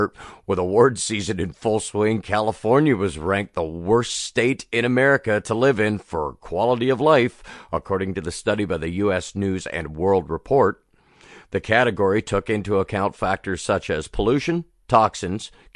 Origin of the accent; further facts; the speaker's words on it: Canada; as a Canadian